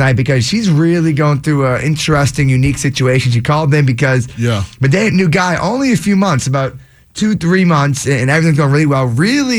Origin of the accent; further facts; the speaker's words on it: Boston, Massachusetts, United States; We're from Boston.